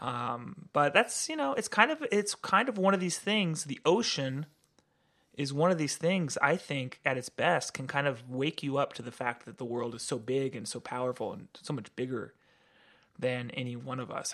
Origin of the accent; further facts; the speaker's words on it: Santa Cruz, California, United States; moved away as an adult; I grew up in Santa Cruz, California